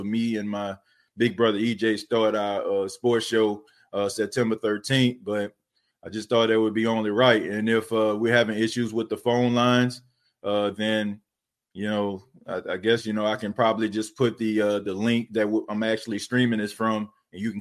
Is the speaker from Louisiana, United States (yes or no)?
yes; New Orleans, Louisiana, United States; moved away as an adult; I grew up in a night ward in New Orleans. You know, I lived there for 19 years of my life until Hurricane Katrina hit in 2005